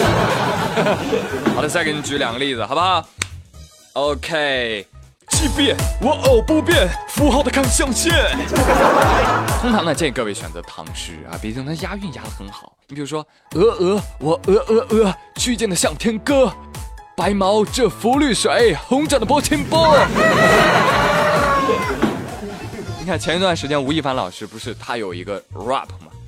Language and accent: Chinese; China; 我们中国人